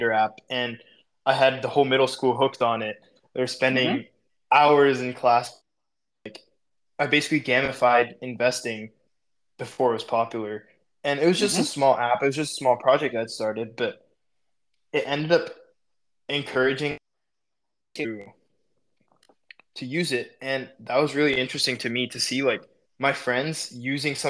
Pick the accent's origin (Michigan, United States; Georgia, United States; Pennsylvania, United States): Georgia, United States; Atlanta; I'm from Atlanta